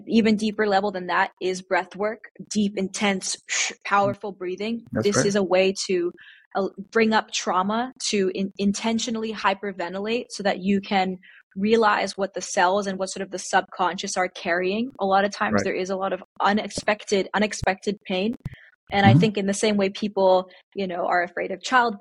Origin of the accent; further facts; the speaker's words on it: India; being Indian